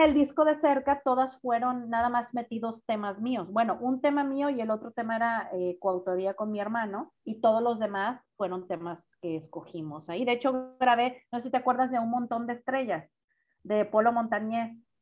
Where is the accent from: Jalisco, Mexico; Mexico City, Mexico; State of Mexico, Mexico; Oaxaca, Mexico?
Jalisco, Mexico; Guadalajara; now in Monterrey, Mexico; yo soy de Guadalajara, pero tengo 18 años viviendo en Monterrey, si no es que 20